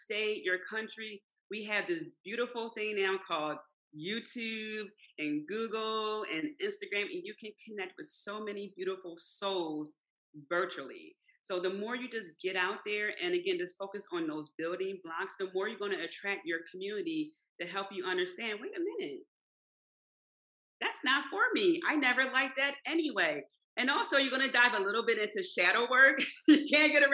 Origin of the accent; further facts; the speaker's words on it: Philadelphia, Pennsylvania, United States; I grew up in South Philly